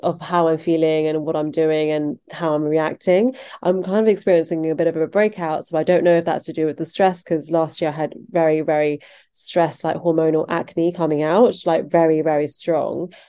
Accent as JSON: {"language": "English", "area": "Surrey", "region": "South East England", "country": "United Kingdom", "tie": "born or raised there", "said": "I was born in England, in the countryside, in Surrey, which is just outside of London"}